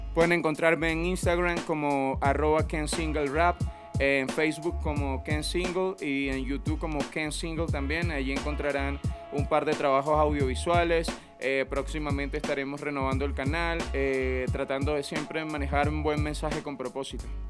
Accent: Venezuela; now in Colombia; la población migrante en donde pues nos incluimos nosotros como artistas venezolanos

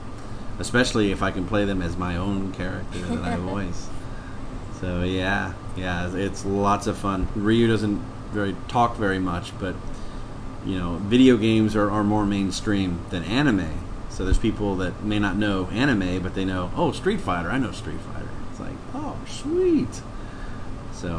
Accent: Dallas, Texas, United States; moved away as an adult; now in Los Angeles, United States; I grew up in Dallas and was there pretty much my entire life until 4 years ago

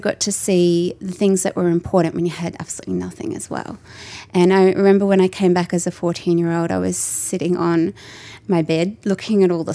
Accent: North Queensland, Australia; I come from North Queensland, grew up very close to the beach, warm tropical weather

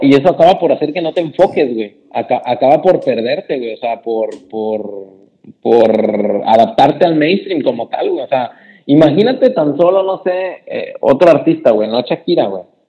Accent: Mexico; Soy mexicano

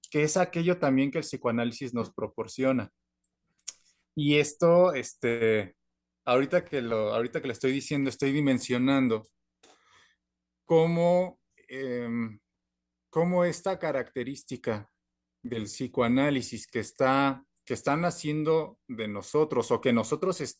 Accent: Mexico; lo que nosotros como mexicanos tenemos como el aprendizaje, desde nuestra infancia

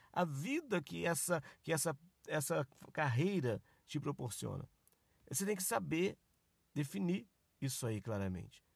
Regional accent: Nova Friburgo, Rio de Janeiro, Brazil; now in São Paulo, Brazil; minha cidade natal, lá em Nova Friburgo, Rio de Janeiro.

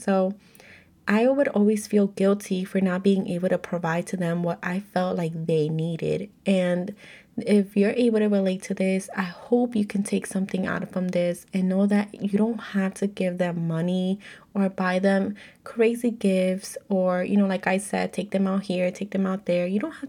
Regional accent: United States; I'm Mexican American, so if you're able to relate, let me know

